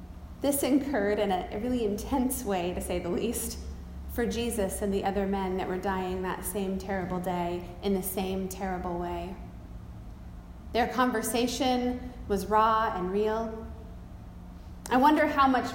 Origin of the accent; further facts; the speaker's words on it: United States; I'm an American